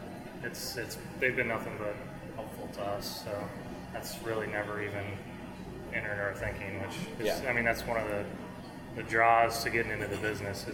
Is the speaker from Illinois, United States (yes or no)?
yes; Illinois, United States; moved away as an adult; now in Seattle, United States; I'm from Illinois originally. But I've lived in Seattle for 14 years